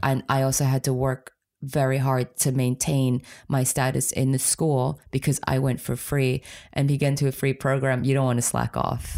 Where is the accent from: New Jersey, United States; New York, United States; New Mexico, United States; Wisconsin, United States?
New York, United States; New York City area, United States; moved away as an adult; also born or lived in Poland / Germany; growing up in America, especially in the New York City area